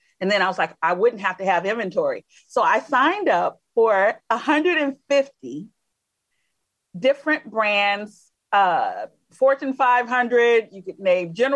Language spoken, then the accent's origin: English; Alabama, United States; I'm originally from Alabama